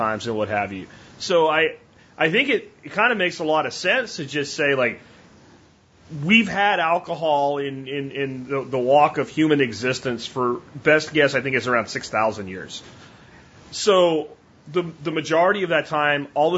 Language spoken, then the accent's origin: English; Pottsville, Pennsylvania, United States; I'm from Pottsville, home of Yingling beer